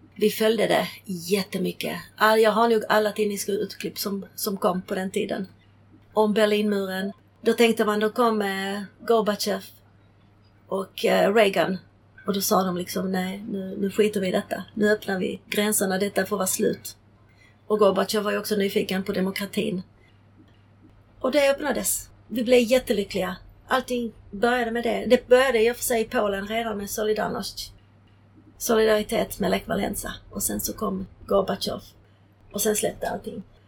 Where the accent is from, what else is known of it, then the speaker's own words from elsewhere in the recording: Sweden; Swedish is a second language; also born or lived in Prague, Czechoslovakia; jag är uppvuxen här så att för mig var det ju Sverige var mitt land